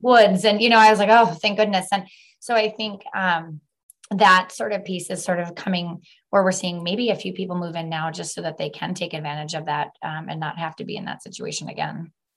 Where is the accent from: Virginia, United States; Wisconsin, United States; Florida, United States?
Wisconsin, United States; Milwaukee; moved away as an adult; now in Northwest Wisconsin, United States; I am a transplant. I was born and raised in Milwaukee and found my way at the very tip top of Wisconsin.